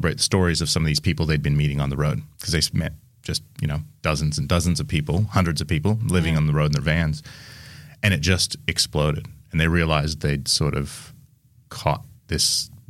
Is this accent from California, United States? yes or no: no; Seattle, Washington, United States; moved away as an adult; now in Australia; I am from Seattle